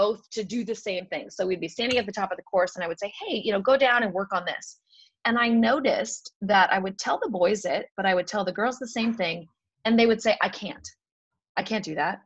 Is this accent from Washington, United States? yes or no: yes; Seattle, Washington, United States; I grew up in Seattle, which... ski racing, it's not a huge sport there